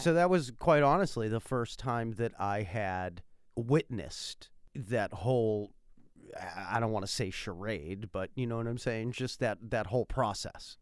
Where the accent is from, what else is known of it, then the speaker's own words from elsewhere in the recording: Massachusetts, United States; I'm from Massachusetts